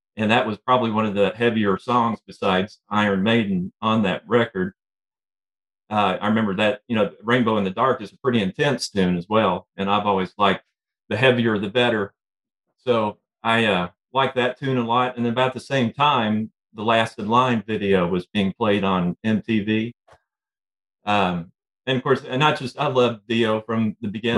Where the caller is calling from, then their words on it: Central Kentucky, United States; Calling from Central Kentucky